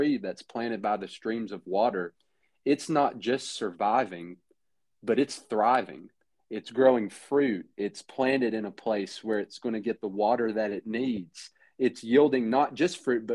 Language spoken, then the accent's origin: English; Lebanon, Tennessee, United States; moved away as an adult; now in Mayfield, Kentucky, United States; We're originally from Middle Tennessee. I'm from Lebanon